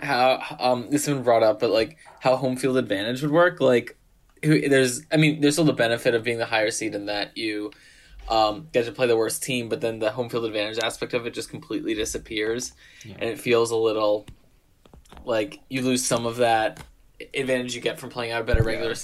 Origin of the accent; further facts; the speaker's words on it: Philadelphia, Pennsylvania, United States; my hometown Philadelphia